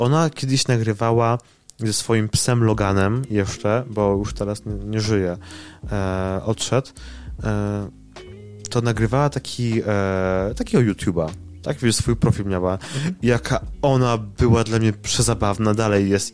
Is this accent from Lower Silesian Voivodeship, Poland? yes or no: yes; near Wrocław, Lower Silesian Voivodeship, Poland; ja jestem spod Wrocławia i jakby tutaj jakby jestem od e, dziecka